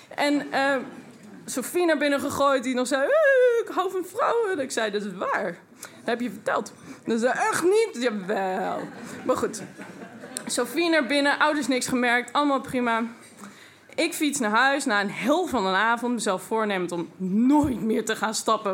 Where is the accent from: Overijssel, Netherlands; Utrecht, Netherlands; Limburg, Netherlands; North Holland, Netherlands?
Overijssel, Netherlands; Twente; En ik kom uit Twente.